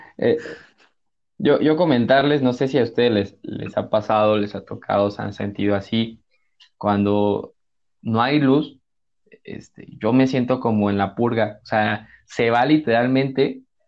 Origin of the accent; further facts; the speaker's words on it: Mexico; somos como mexicanos